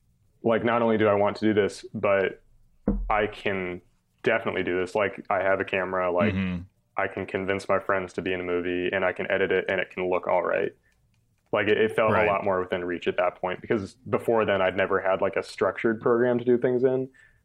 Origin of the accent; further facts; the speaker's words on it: New York, United States; I've learned from being in the South that I'm definitely a New Yorker. And I'm definitely like a Northeasterner.